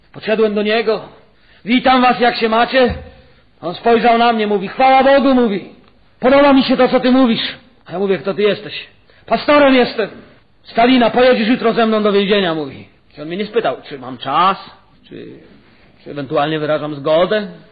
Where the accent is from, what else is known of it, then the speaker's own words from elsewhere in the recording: Silesian Voivodeship, Poland; U nas na Śląsku kociarz to są ci, co nie są katolikami.